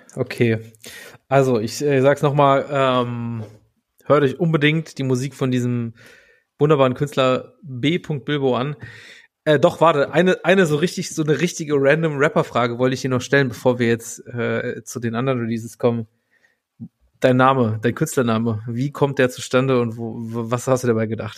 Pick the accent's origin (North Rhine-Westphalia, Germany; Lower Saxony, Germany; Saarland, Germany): Saarland, Germany; Saarbrücken; ich bin in Saarbrücken geboren